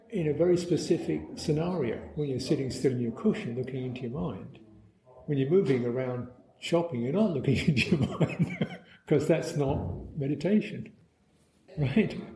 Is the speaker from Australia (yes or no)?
no; United Kingdom; can sympathize with it from a personal, local, cultural thing, you know, as we see in Britain. You know, we're British.